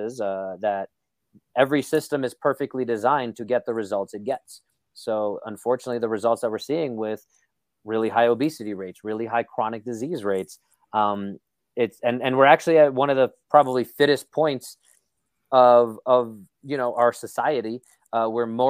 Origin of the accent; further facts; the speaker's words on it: New York City, New York, United States; moved away; I'm from Brooklyn. So, you know, we're just very negative, cynical people, as I've been told, especially as I've moved away from New York. People are like, why are you so cynical? Like, I'm how I grew up. I'm a New Yorker